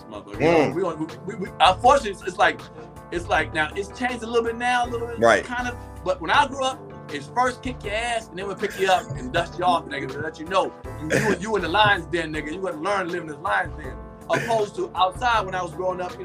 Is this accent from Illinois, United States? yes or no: no; Capitol Heights, Maryland, United States; also born or lived in Germany; I'm growing up around Forestville at the time, Capitol Heights, Forestville area.